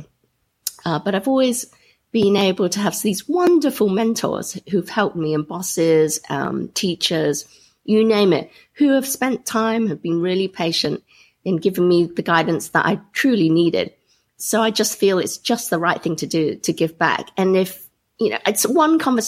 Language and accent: English; Grantham, East Midlands, United Kingdom; I grew up in Grantham, Lincolnshire.